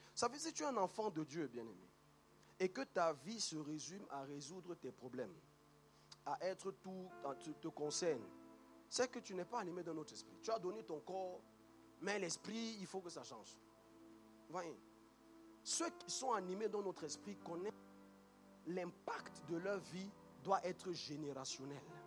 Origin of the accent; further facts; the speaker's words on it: Cameroon; moved away; moi je viens du Cameroun